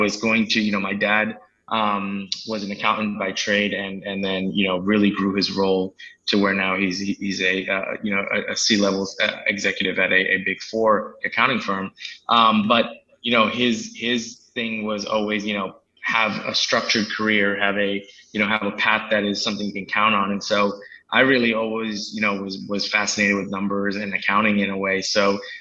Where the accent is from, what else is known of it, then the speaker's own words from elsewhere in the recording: New Jersey, United States; also born or lived in India; Grew up in New Jersey, and I've been here kind of my whole life. I was actually born in India, but I came here extremely young